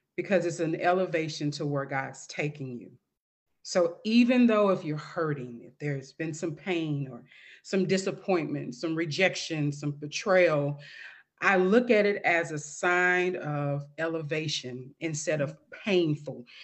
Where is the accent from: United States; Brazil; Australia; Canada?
United States; St. Louis, Missouri; moved away as an adult; now in Dallas, United States; Saint Louis, Missouri, my hometown